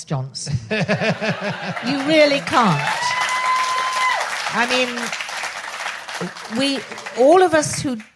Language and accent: English; Oxford, South East England, United Kingdom; accent: posh; when I was growing up I was born in Oxford, which is why I have this very irritatingly posh voice